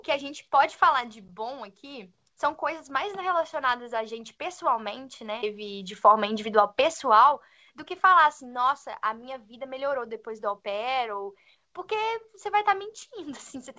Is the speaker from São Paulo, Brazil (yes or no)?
no; Minas Gerais, Brazil; moved away; sou de Minas